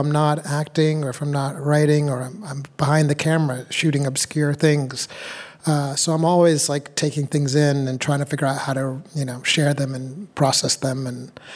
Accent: New Hampshire, United States; I was born in New Hampshire. My parents are from Uganda

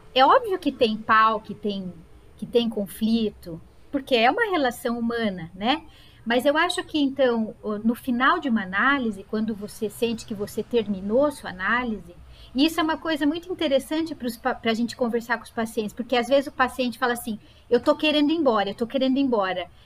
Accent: Sorocaba, São Paulo, Brazil; eu nasci em Sorocaba, é minha cidade de origem

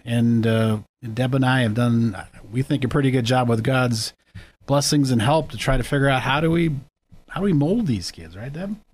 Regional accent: Erie, Pennsylvania, United States; also born or lived in Girard, Pennsylvania; I grew up in Erie

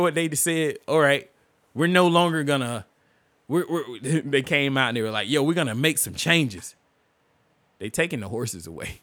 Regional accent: United States; as an American

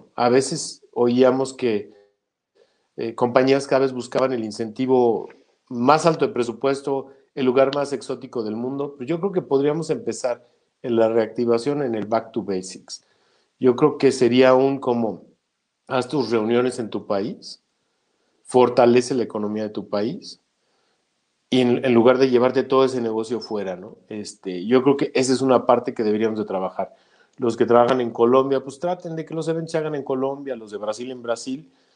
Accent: Mexico; porque soy mexicano número uno

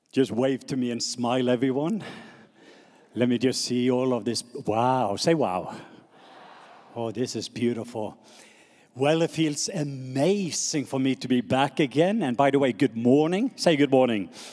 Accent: Norway; accent: Norwegian; English is a second language; moved away; my Norwegian accent

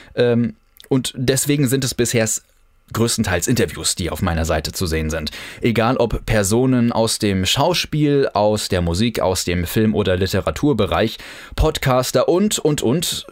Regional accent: Kiel, Schleswig-Holstein, Germany; Ich bin in Kiel geboren und aufgewachsen

